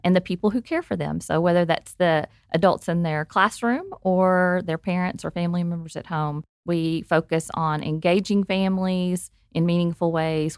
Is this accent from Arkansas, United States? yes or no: yes; Arkansas, United States; I am from Arkansas, if you can't tell by the accent